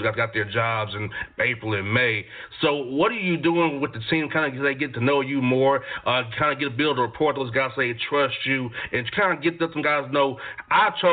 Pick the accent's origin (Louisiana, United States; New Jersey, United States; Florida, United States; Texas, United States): Florida, United States; now in Georgia, United States; I'm from Florida. I live in Georgia